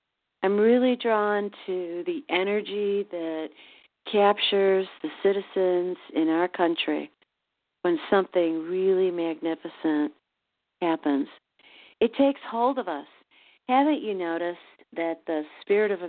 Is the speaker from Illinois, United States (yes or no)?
yes; Chicago, Illinois, United States; now in St. Louis, United States; my hometown of Chicago